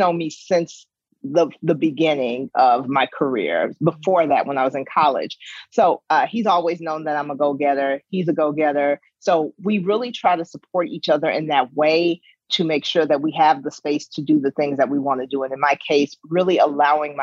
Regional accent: Chicago, Illinois, United States; moved away as an adult; now in Iowa, United States; I've been a resident of Iowa for over 20 years, but I am born and bred from the South Side of Chicago. That is my home.

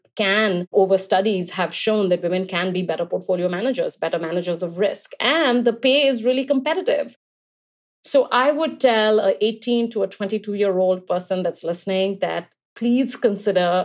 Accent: Kolkata, West Bengal, India; moved away; I grew up in Calcutta, India, and I moved here when I was young

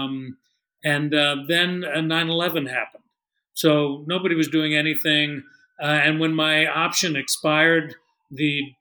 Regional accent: San Francisco, California, United States; moved away; also born or lived in New York; I had born, was born and raised in San Francisco. I've spent my entire life trying to get back to the Bay Area.

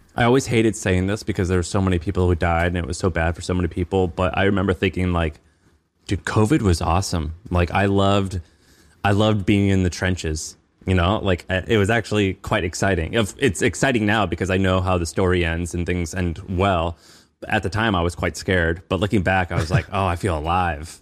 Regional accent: Missouri, United States; I'm from Missouri

